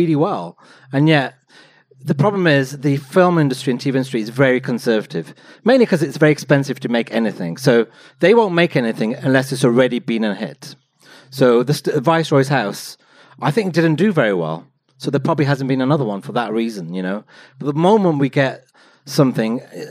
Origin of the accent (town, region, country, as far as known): Wolverhampton, West Midlands, United Kingdom